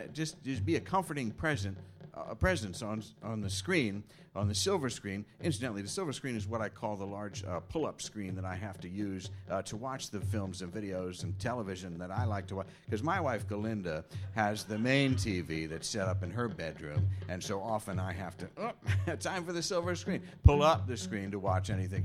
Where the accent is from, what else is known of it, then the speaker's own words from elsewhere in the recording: Philadelphia, Pennsylvania, United States; I'm from down there. I'm from Philadelphia.